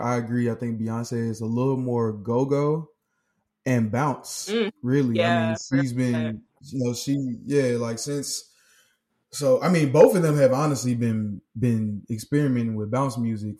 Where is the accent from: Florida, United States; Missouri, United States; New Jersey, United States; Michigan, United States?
Missouri, United States; St. Louis; now in Houston, United States; I am originally from St. Louis, Missouri. Same as Izzy. And I currently live in Houston